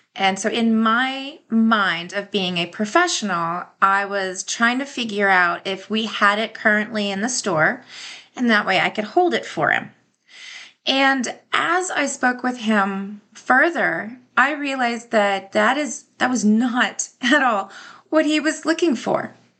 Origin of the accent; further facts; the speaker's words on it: the South, United States; moved away; I am from the South